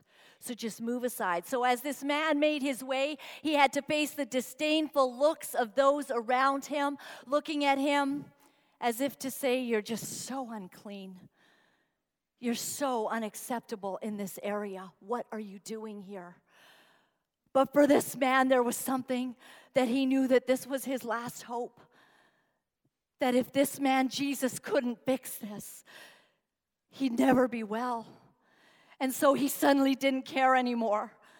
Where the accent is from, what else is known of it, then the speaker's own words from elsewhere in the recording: Uganda; And I grew up in Uganda, and Idi Amin came into power when I was about 7 years old.